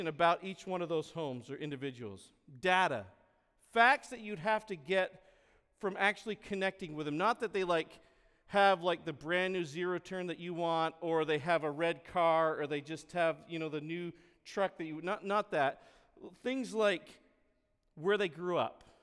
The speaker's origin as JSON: {"language": "English", "region": "Vermont", "country": "United States", "tie": "born or raised there", "moved": "yes", "said": "the neighborhood I grew up back in Vermont on Silver Circle"}